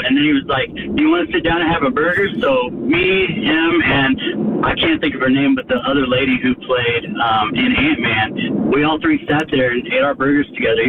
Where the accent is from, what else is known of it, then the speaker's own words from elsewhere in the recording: Kansas City, United States; now in Peachtree City, United States; I'm from Kansas City too, man.